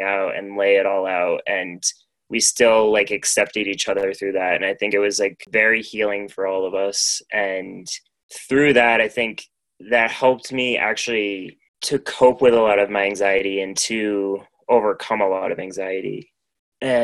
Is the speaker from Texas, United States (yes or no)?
no; Maine, United States; moved away as an adult; also born or lived in Portland, Maine; now in Denver area, United States; my hometown, I basically like grew up on the foot of a mountain